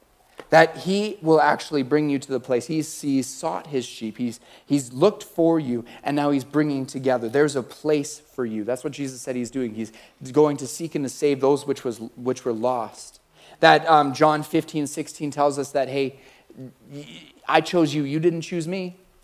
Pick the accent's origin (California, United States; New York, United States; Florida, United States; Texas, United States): California, United States; Like, I'm from Cali.